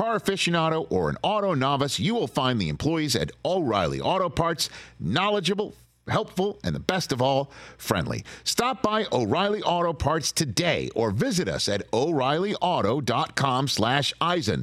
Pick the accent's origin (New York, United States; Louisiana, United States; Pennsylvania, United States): New York, United States; New York City; I grew up in New York City watching Marv on WNBC